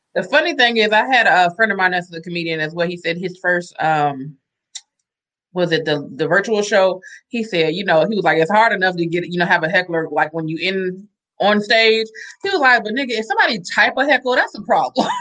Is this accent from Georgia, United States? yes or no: yes; Atlanta, Georgia, United States; moved away; also born or lived in Los Angeles; I know I grew up in Atlanta